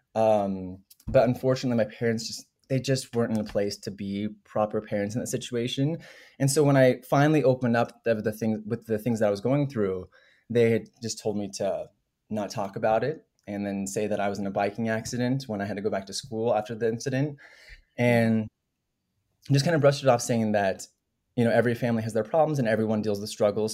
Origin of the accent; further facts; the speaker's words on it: Denver, Colorado, United States; moved away as an adult; also born or lived in New York; I'm from Denver, Colorado originally